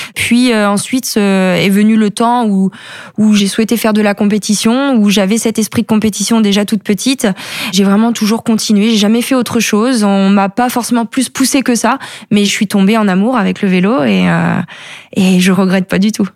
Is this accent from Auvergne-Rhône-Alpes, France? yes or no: no; Plumieux, Brittany, France; now in Saint-Étienne-du-Gué-de-l'Isle, France; je suis originaire de Plumieux euh, et j'habite aujourd'hui à Saint-Étienne-du-Gué-de-Lille